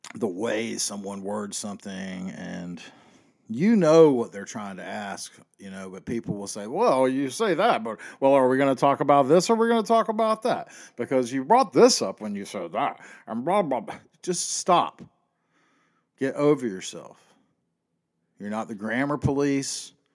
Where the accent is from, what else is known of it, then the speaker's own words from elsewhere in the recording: the South, United States; I was born and raised in the South